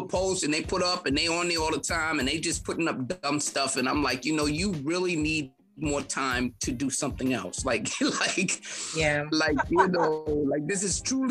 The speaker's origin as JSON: {"language": "English", "town": "New York City", "region": "New York", "country": "United States", "tie": "born or raised there", "said": "I'm from Harlem, you know, I'm a 60s baby"}